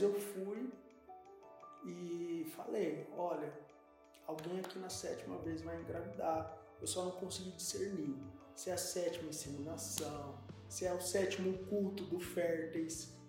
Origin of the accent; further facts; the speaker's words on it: Brazil; nós somos brasileiros